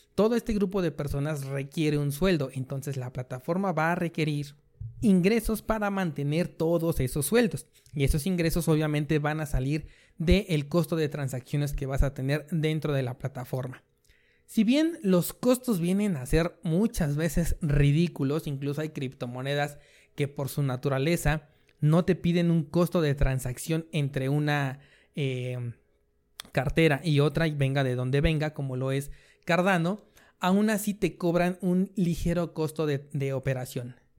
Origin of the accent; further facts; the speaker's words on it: Mexico; yo que soy de México